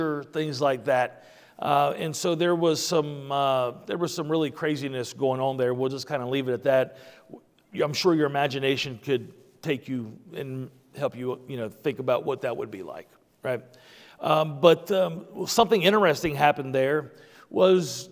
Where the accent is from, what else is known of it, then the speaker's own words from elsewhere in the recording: West Virginia, United States; I'm from West Virginia